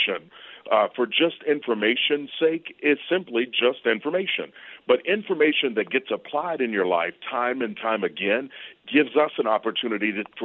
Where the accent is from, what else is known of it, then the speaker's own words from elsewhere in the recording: Versailles, Kentucky, United States; I grew up in Kentucky, a little town called Versailles